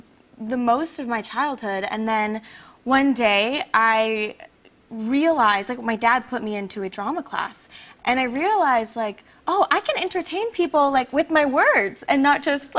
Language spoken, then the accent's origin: English; Washington, United States; also born or lived in Vietnam / Chicago; So my parents brought me to Chicago and then to Washington State, where I lived on Whidbey Island, which I don't know if you're familiar with it, but Whidbey Island is a farm island.